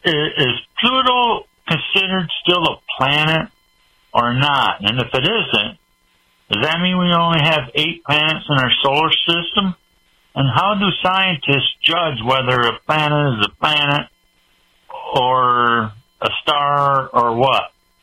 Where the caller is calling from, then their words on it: Lansing, Michigan, United States; I'm calling from Lansing, Michigan